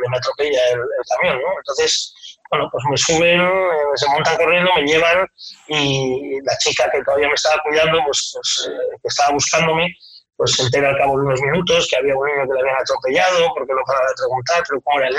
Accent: San Sebastián, Basque Country, Spain; now in Madrid, Spain; por la Concha, en San Sebastián, que era donde yo nací

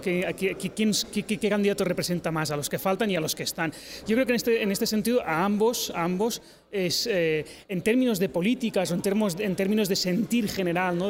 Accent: Catalonia, Spain; soy catalán

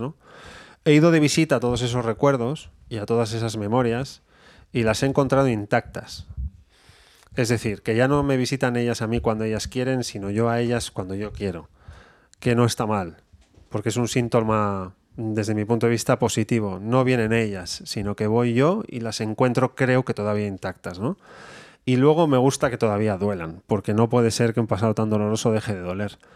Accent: Bilbao, Basque Country, Spain; soy de Bilbao

